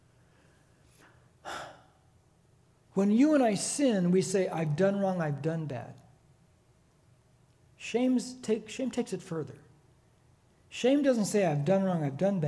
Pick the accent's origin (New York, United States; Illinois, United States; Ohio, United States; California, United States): California, United States; Corona; When I was growing up in Corona, I was born in Corona.